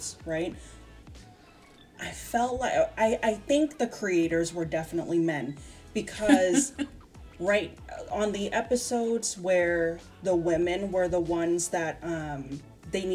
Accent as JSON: {"language": "English", "country": "United States", "said": "as an American"}